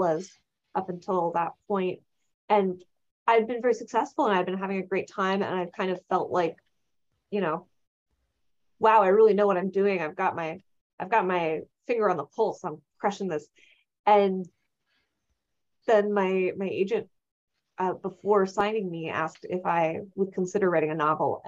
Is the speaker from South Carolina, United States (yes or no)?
no; California, United States; And I'm from California. I've went to public schools in California, which is its own experience